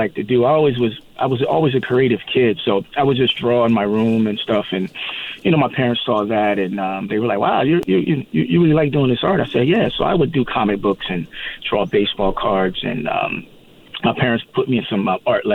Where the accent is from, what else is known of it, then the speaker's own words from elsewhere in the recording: New Jersey, United States; now in Palm Springs area, United States; I grew up in New Jersey, so it's kind of like a homecoming for me